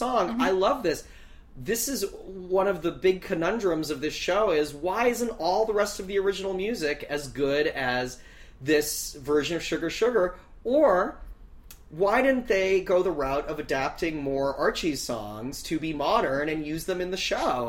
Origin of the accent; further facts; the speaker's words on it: Canada; being a Canadian who's never been to a pep rally